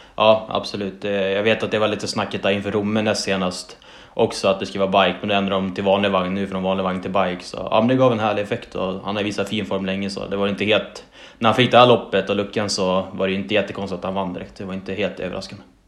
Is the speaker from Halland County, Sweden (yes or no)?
no; Umeå area, Västerbotten County, Sweden; born or raised there